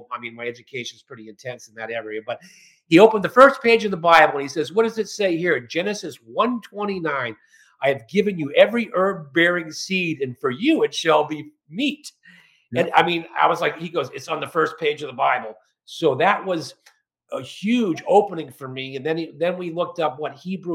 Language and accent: English; Barnstable, Massachusetts, United States; I'm from Cape Cod, Barnstable, Massachusetts